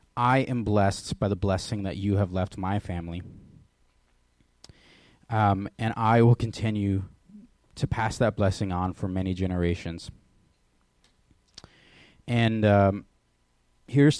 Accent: Oak Harbor, Washington, United States; moved away; I was born in Oak Harbor in 1993. And I grew up here when I was younger.

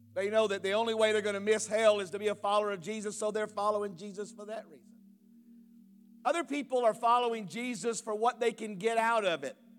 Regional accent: United States; I grew up in America. I was born and raised here. I've only known America.

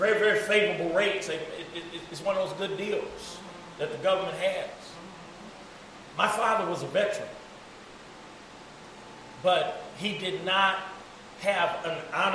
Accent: East St. Louis, Illinois, United States; I grew up in Oral Weathers projects

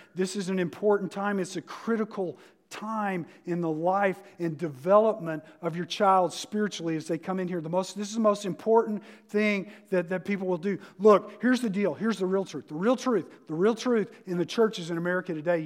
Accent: the South, United States; moved away; I'm from the South

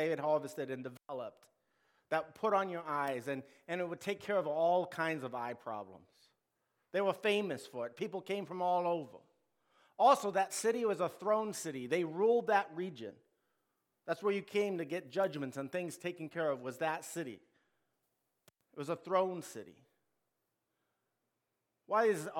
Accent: United States; We, as Americans

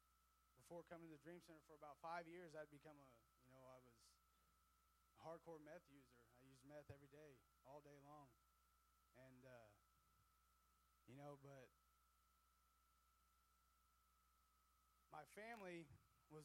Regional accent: Miller, Missouri, United States; I'm from Miller, Missouri, a real small town

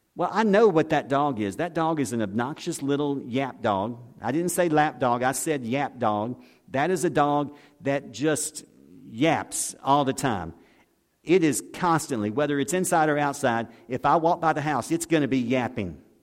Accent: Pascagoula, Mississippi, United States; I grew up in Pascagoula

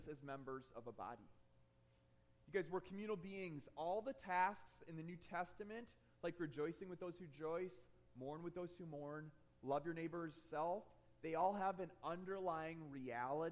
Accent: Michigan, United States; I grew up in Michigan

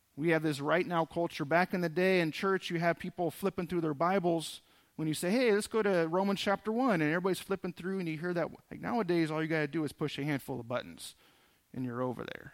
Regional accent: Southern California, United States; moved away; I grew up in Southern California

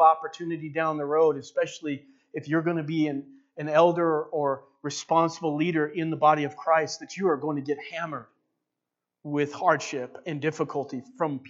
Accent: Walla Walla, Washington, United States; now in Enterprise, United States; I grew up in Walla Walla

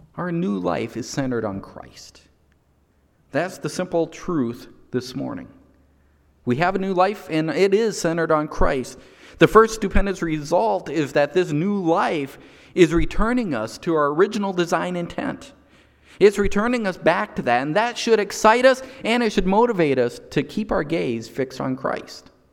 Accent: United States; my nationality is still American because I was born in the United States.

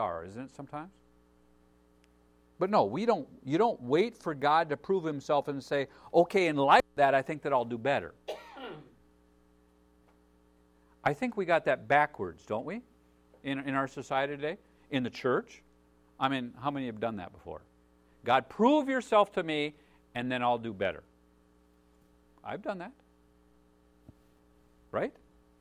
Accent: United States; as American citizens, as American Christians

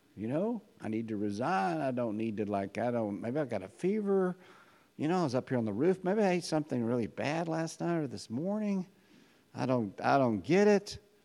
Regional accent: United States; As American Christians

